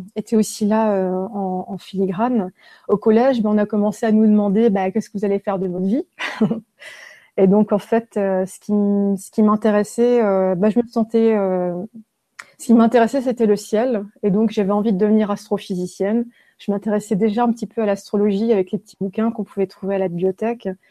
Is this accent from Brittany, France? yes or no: no; Haguenau, Grand Est, France; je suis née en Alsace, à Haguenau. Euh, je suis née dans un hôpital qui était à côté d'une prison et euh, j'habitais en face de cette prison. Donc j'ai grandi en face d'une maison centrale. Donc à Haguenau